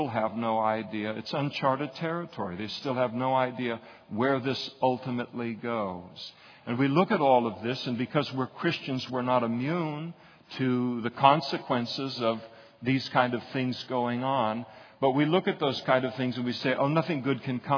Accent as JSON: {"language": "English", "country": "United States", "said": "as an American, you got that American passport"}